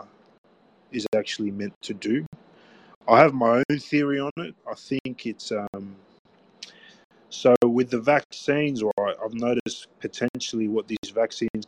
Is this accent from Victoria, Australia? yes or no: yes; Melbourne, Victoria, Australia; I'm from Melbourne, and we have a hydrogen collider in our city